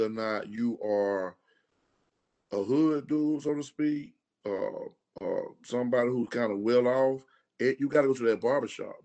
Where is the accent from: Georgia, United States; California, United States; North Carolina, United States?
Georgia, United States; Macon; I grew up in Macon, East Macon, went to all schools on the east side